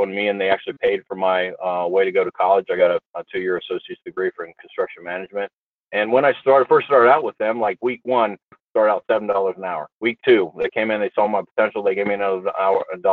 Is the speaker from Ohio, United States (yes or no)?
yes; Newark, Ohio, United States; I grew up in Newark, Ohio